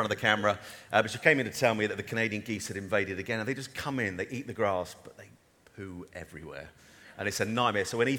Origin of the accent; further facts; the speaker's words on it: Norfolk, East of England, United Kingdom; moved away; also born or lived in Norwich / Cromer / Grimston / Surrey; I grew up a Norfolk boy. I was born in Norwich.